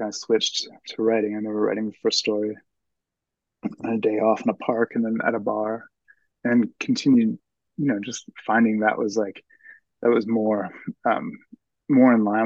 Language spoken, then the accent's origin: English; Lawrenceville, New Jersey, United States; moved away as an adult; also born or lived in Philadelphia, Pennsylvania; I grew up in Lawrenceville, New Jersey, which is five miles outside of Princeton